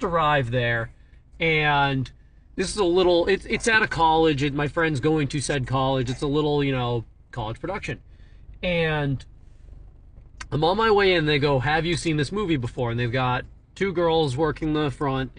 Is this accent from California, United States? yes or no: no; New Hampshire, United States; I'm from New Hampshire